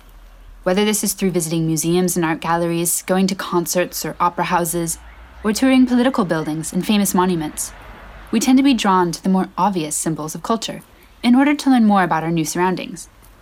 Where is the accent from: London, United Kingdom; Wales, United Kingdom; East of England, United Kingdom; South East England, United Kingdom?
Wales, United Kingdom; Cardiff; Take my favorite cafe in my hometown of Cardiff, for example.